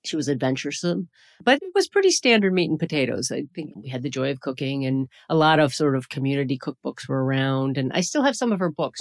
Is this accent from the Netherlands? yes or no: no; the urban Northeast, United States; I grew up in the Northeast, in the urban Northeast, so in a Rust Belt city